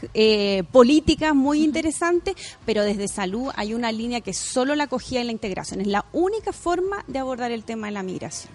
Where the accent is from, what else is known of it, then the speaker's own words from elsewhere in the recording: Chile; como mujer, como chilena